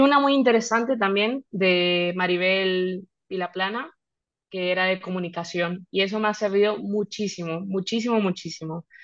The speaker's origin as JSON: {"language": "Spanish", "country": "Mexico", "moved": "as an adult", "lives_now": "Spain", "said": "siendo de México"}